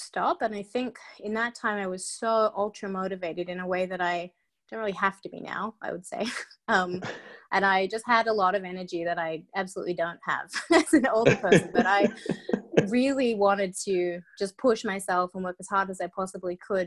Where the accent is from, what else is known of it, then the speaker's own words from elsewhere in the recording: Perth, Western Australia, Australia; moved away as an adult; also born or lived in London, United Kingdom; now in Atlanta, United States; growing up in Perth